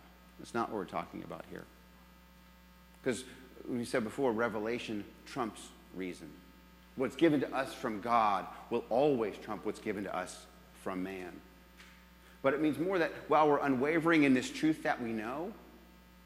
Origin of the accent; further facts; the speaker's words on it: New England, United States; moved away; also born or lived in Jacksonville; I'm from New England originally